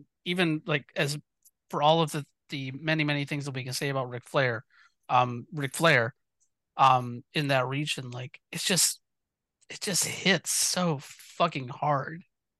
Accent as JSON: {"language": "English", "region": "Southern United States", "country": "United States", "tie": "born or raised there", "said": "even though I grew up in the South, I never, like, I didn't get Memphis TV, like, where I was at."}